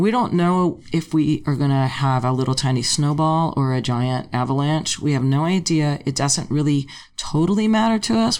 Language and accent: English; Los Angeles, California, United States; I grew up in Tarzana, in a suburb of okay. Los Angeles